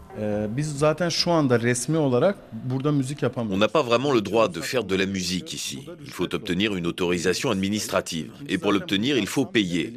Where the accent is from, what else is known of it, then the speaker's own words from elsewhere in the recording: Diyarbakır Province, Turkey; je suis né et j'ai grandi à Diyarbakir.